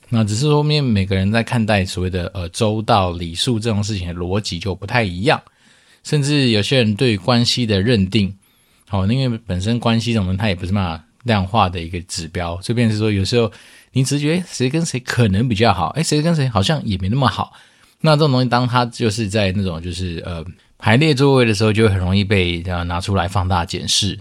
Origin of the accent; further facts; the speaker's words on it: Taiwan; 我们就是从小在台湾长大